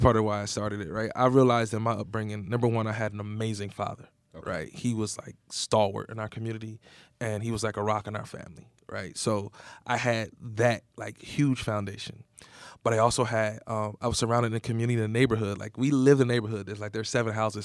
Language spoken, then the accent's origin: English; Egg Harbor City, New Jersey, United States; I grew up in Southern New Jersey. It's a real small town called Egg Harbor City.